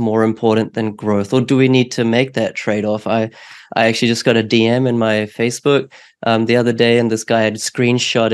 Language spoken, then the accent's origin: English; New Zealand; now in Australia; in New Zealand where I grew up